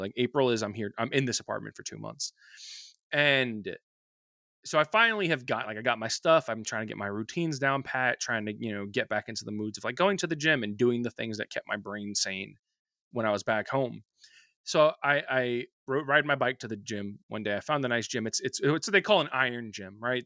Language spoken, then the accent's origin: English; New York, United States; I'm from New York